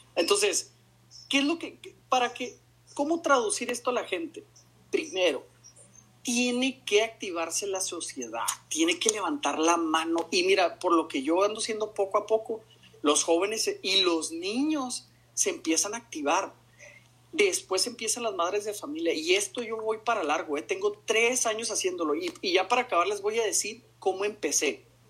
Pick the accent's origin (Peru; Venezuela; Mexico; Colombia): Mexico; moved away as an adult; also born or lived in Austria; nosotros somos como mexicanos